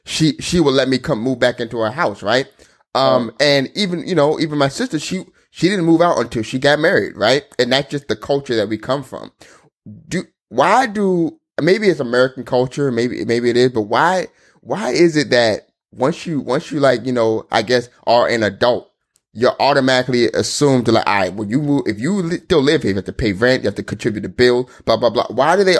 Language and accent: English; Nigeria; I know I'm Nigerian, right?